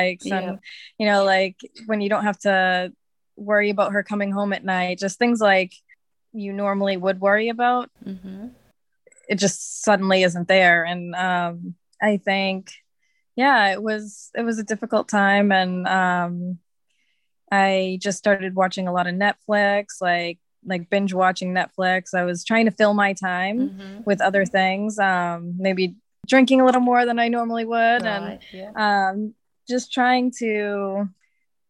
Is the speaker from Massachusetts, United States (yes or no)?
yes; Massachusetts, United States; moved away as an adult; also born or lived in California; now in Bali, Indonesia; I grew up in Massachusetts and I moved to California with my daughter in 2013